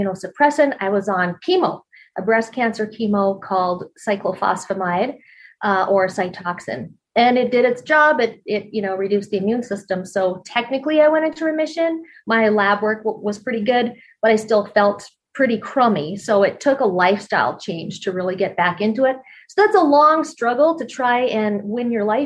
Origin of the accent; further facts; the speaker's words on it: Canada; moved away; also born or lived in Colorado; I grew up in Canada and I grew up curling